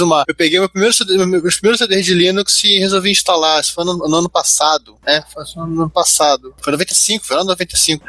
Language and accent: Portuguese; Rio de Janeiro, Brazil; now in Campinas, Brazil; nós dois somos carioca, né? Só que eu sou carioca no exílio, atualmente eu moro em Campinas